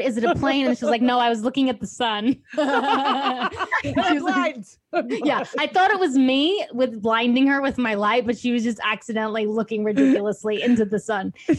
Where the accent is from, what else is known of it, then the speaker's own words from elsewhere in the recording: Australia; I'm from Australia. You might not tell with the accent